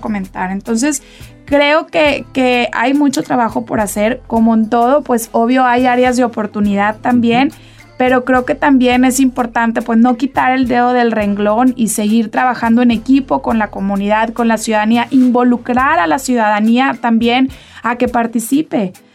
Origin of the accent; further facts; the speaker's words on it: Saltillo, Coahuila, Mexico; yo soy coahuilense, yo soy saltillense de corazón